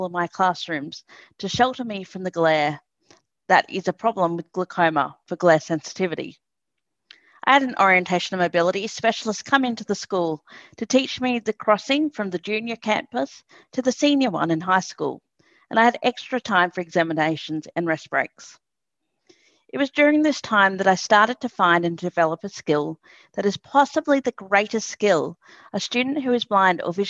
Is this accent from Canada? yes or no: no; Lismore, New South Wales, Australia; I was born and raised in Lismore, a country town which is about 30 minutes inland from Byron Bay